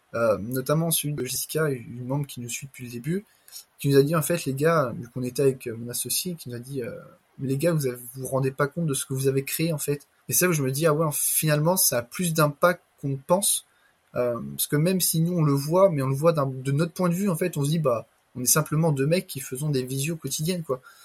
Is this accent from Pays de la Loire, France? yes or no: yes; Le Mans, Pays de la Loire, France; moi-même je suis du Mans